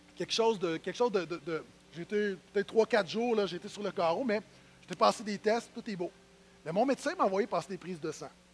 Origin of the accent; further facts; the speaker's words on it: Terrebonne, Quebec, Canada; je suis de Terrebonne